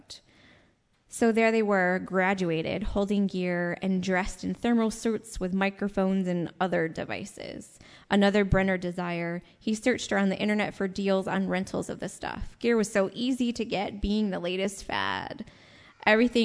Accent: Rochester, New York, United States; I'm Seneca ancestry, and I come from the Rochester, New York area

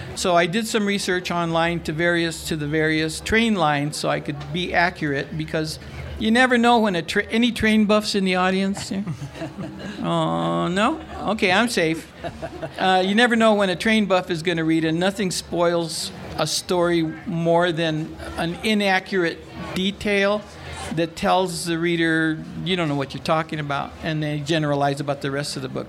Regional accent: San Gabriel, California, United States; I grew up in San Gabriel, California

